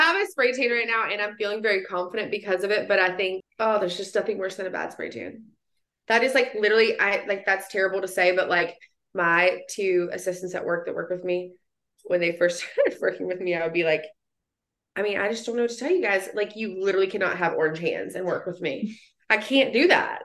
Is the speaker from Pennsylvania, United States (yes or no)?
no; West Virginia, United States; I'm from West Virginia